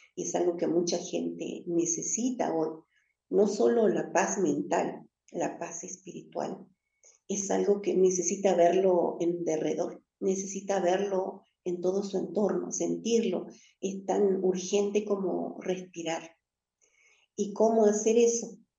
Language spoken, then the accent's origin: Spanish; Jujuy, Argentina; also born or lived in Patagonia; desde Jujuy, que es la provincia que me ha criado y me ha cuidado desde hace mucho tiempo, siendo que yo nací en la Patagonia